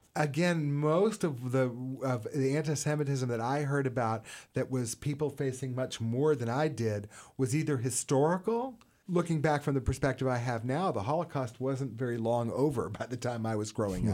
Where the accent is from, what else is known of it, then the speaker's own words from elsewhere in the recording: Houston, Texas, United States; I grew up in Houston